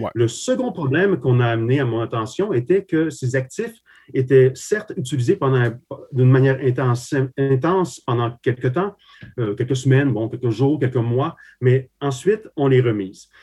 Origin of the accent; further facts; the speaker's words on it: Quebec, Canada; also born or lived in Slovakia; je suis arrivé au Québec euh, ben, à l'enfance, hein, carrément. Donc, j'ai effectué toutes mes, mes, écoles ici, donc à partir de 8 ans.